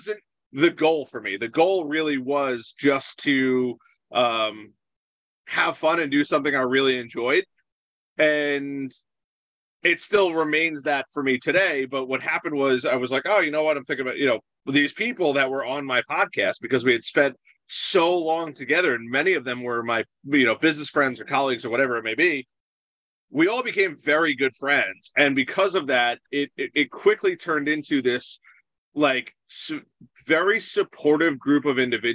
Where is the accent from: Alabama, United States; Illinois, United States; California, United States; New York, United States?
New York, United States; Long Island; now in Belmont, United States; I'm originally from Long Island, now based in a small town called Belmont, just outside of Charlotte